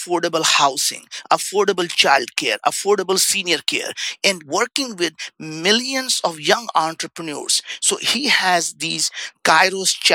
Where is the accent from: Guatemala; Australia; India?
India; English is a second language; now in United States; I grew up in India. We didn't have food to eat. We didn't have a place to stay. I came to the United States with $5 in my pocket, didn't speak the language.